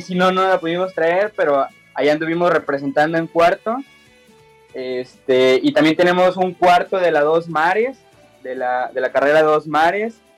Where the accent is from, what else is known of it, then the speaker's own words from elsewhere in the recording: San Luis Potosí, Mexico; somos originarios de San Luis Potosí